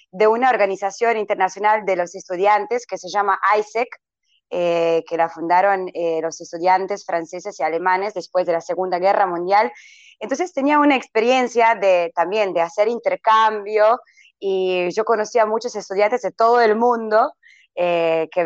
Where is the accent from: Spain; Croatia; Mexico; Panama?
Croatia; Vinkovci, Vukovar-Srijem County; Spanish is a second language; soy de Croacia, de la ciudad de Vinkovci, eh, que queda en la parte del este de, Croacia, cerca de, Hungría, y a unos 270 kilómetros